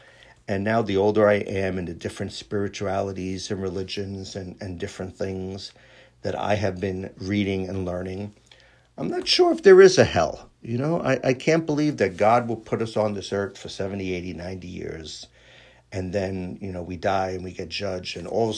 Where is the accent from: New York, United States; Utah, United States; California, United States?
New York, United States; New York City; born there; I was born in Astoria, Queens. Hey, you know, this is how I talk.